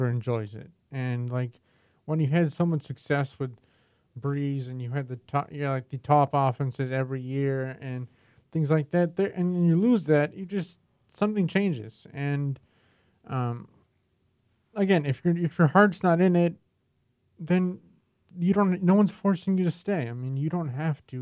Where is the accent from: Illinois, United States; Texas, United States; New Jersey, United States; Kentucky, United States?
Illinois, United States; Naperville; I grew up in Naperville, Illinois